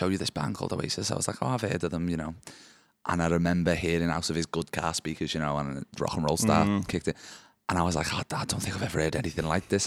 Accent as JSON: {"language": "English", "town": "Liverpool", "region": "North West England", "country": "United Kingdom", "moved": "as an adult", "lives_now": "Cardiff, United Kingdom", "said": "I moved from Liverpool"}